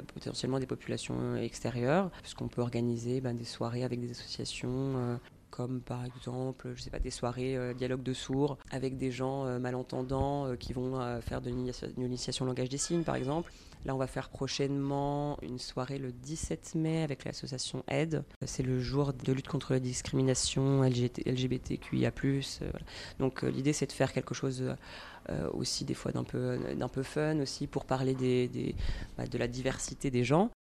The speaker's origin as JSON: {"language": "French", "area": "Dijon", "region": "Bourgogne-Franche-Comté", "country": "France", "tie": "born or raised there", "also_born_or_lived": "Paris", "moved": "as an adult", "said": "Dijon, qui est dans, ma région natale"}